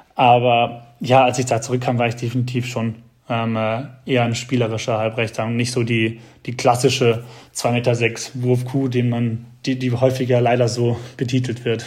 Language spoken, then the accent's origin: German; Heidelberg, Baden-Württemberg, Germany; neben Heidelberg ist, wo ich herkomme